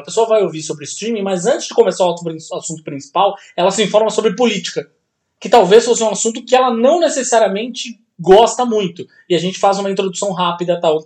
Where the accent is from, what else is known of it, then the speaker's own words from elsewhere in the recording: Santos, São Paulo, Brazil; de Santos, minha terra natal